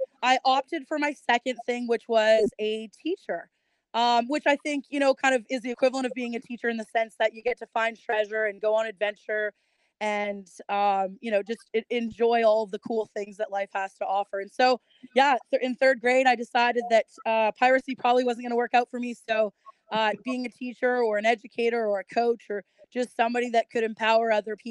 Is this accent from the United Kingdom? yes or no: no; Kelowna, British Columbia, Canada; moved away as an adult; also born or lived in Georgia; growing up in Canada, in a small little town of Kelowna, British Columbia